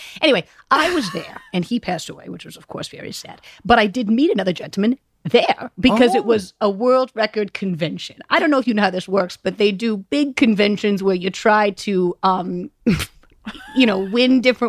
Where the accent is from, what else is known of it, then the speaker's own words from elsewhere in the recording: Rowayton, Connecticut, United States; I'm from Rowayton, Connecticut.